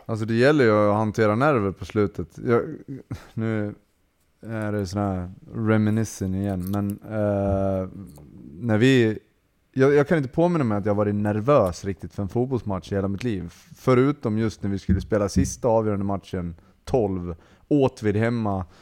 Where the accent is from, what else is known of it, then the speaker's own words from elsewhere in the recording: Borlänge, Dalarna County, Sweden; now in Borås, Sweden; jag är från Borlänge